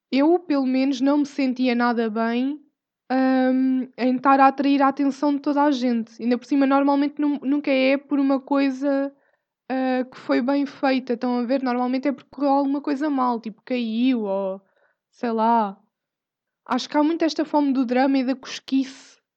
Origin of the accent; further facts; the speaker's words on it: Portugal; Nós somos portugueses, ou seja, velhas numa aldeia que comentam tudo e sabem de tudo.